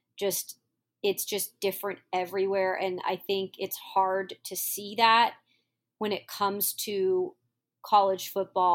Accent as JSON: {"language": "English", "area": "the Northwest", "region": "Pacific Northwest", "country": "United States", "also_born_or_lived": "Arizona / Columbus, Ohio", "moved": "yes", "said": "I'm from the Northwest"}